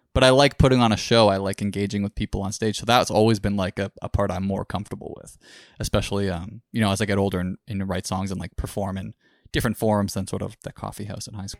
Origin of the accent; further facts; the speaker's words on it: Orangeville, Ontario, Canada; booked it in my hometown in Orangeville area.